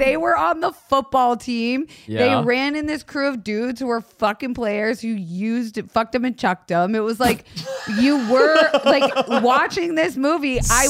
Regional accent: Florida, United States; moved away; I'm from Florida.

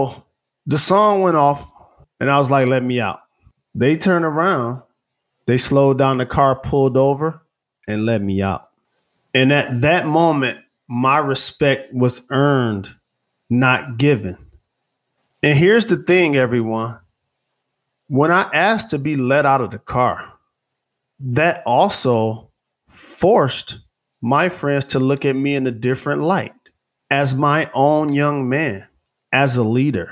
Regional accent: Detroit, Michigan, United States; I grew up in Detroit in the 1980s amidst the crack era and epidemic sweeping the country.

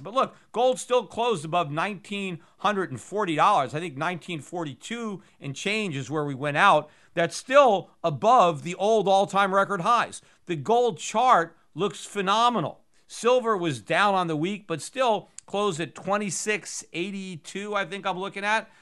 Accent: United States; as an American

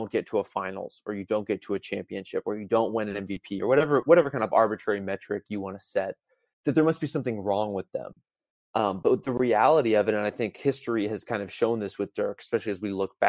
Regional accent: Dallas, Texas, United States; growing up in Dallas

